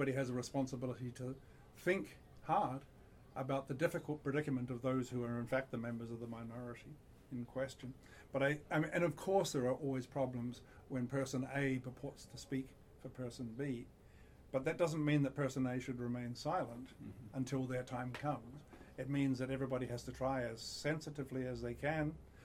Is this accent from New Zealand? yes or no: yes; New Zealand; moved away; I grew up in New Zealand